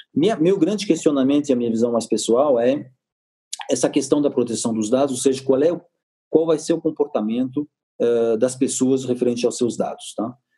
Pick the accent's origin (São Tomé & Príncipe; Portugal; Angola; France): France; Portuguese is a second language; now in Brazil; eu sou francês